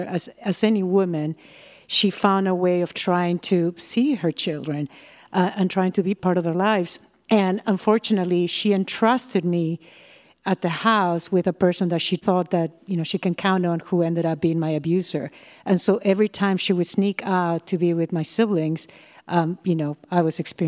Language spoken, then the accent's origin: English; Peru; moved away as an adult; now in United States; from Peru and I'm going to Millersburg University of Pennsylvania